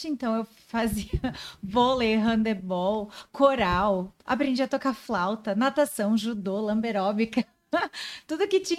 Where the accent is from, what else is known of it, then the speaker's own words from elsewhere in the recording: Joinville, Santa Catarina, Brazil; nasci e cresci aqui.